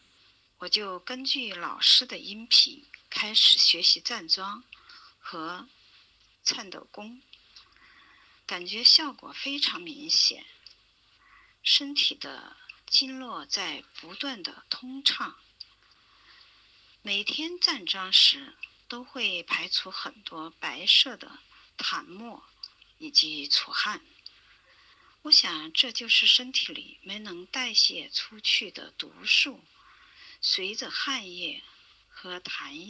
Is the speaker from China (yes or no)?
yes; Chengdu, Sichuan, China; 大家好，我是来自成都的